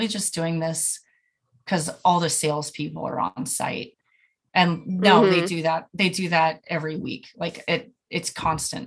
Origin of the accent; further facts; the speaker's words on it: California, United States; moved away; I'm from California